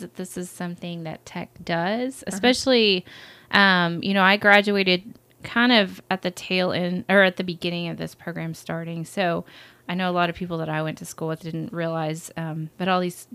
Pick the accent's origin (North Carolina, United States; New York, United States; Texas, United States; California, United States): Texas, United States; Lubbock; I am a born and raised Lubbockite